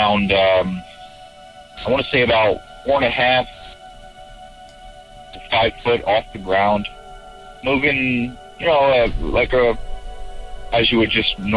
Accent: Pennsylvania, United States; I'm from Pennsylvania

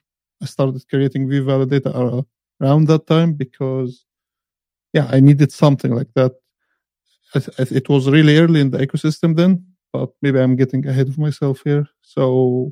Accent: Cairo, Cairo Governorate, Egypt; I am from Cairo, Egypt

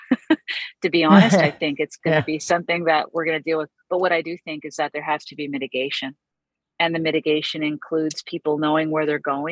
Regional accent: East Coast, Atlantic Canada, Canada; I'm from East Coast. I'm sitting here in beautiful Cape Breton

